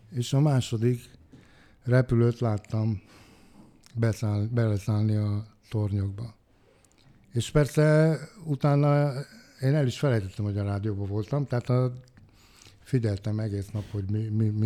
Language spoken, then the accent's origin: Hungarian; Hungary; hogy én Budapesten magyarként csináltam meg ezt a műsort